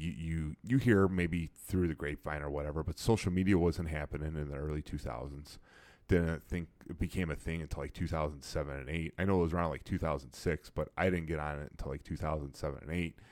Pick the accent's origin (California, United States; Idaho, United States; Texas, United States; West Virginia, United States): California, United States; Disneyland suburbia; moved away; coming from Disneyland, suburbia, I think maybe I, we had maybe one black guy in our high school